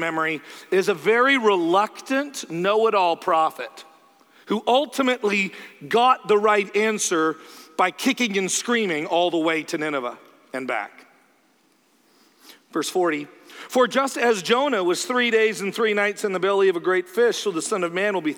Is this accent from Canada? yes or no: yes; Canada; I'm Canadian